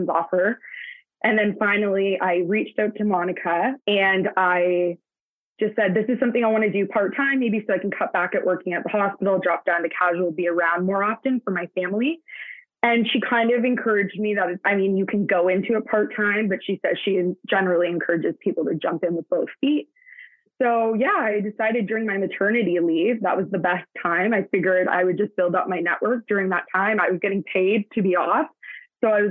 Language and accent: English; Hamilton, Ontario, Canada; now in Brantford, Canada; I was born and raised in Hamilton, Ontario.